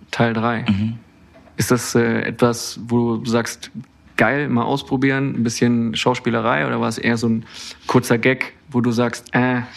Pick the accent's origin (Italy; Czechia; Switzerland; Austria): Austria; Als Österreicher muss ich jetzt Ja sagen, ne?